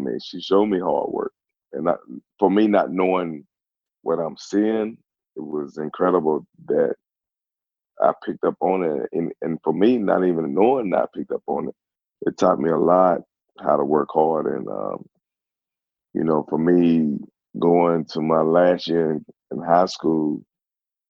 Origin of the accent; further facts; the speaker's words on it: Gastonia, North Carolina, United States; I'm from Gastonia, North Carolina